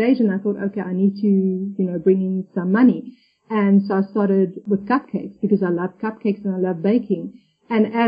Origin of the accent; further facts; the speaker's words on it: South Africa; moved away as an adult; now in Gran Canaria, Spain; I'm originally from South Africa, but I've been living in Gran Canaria, which is part of the Canary Islands, which belongs to Spain for about 7 years now.